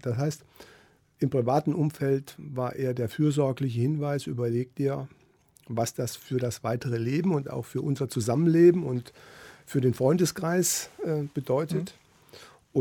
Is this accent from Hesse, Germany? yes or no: yes; Tann, Hesse, Germany; moved away as an adult; also born or lived in Wiesbaden; now in Kassel, Germany; Mein Vater war über 35 Jahre Bürgermeister in meinem Heimatort. Das ist ein kleines Städtchen in der Rhön, Tann